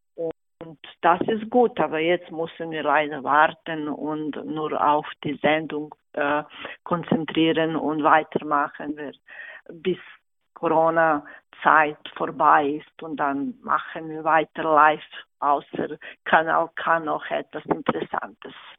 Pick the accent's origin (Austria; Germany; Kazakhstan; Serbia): Serbia; German is a second language; moved away as an adult; now in Thalwil, Switzerland; ich komme aus Serbien